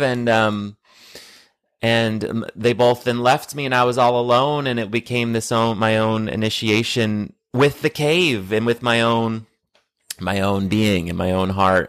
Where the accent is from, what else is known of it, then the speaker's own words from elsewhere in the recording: United States; growing up in the States